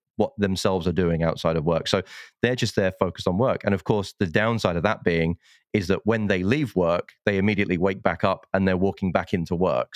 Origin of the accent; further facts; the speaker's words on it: United Kingdom; being a Brit